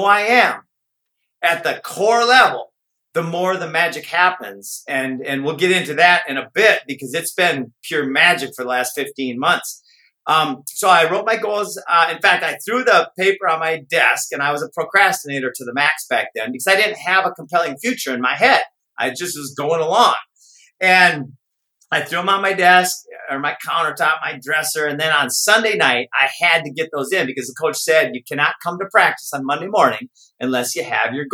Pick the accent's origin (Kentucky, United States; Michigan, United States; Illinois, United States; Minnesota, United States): Minnesota, United States; I grew up in Minnesota